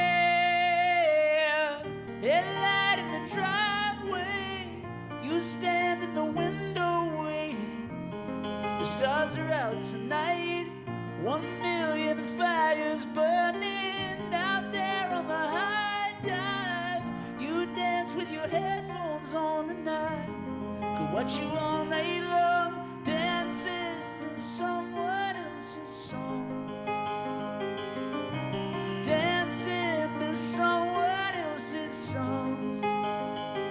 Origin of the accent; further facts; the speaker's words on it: California, United States; I'm from California